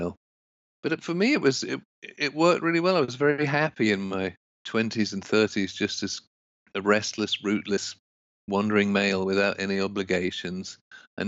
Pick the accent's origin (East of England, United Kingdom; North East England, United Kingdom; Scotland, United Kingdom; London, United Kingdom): London, United Kingdom; moved away as an adult; now in United States; I grew up mainly in London, England, and I knew I didn't want to live in England